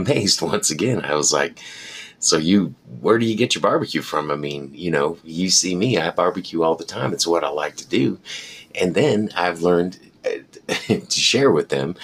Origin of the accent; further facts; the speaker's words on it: United States; This is the way that as an American, we eat, and we like it like this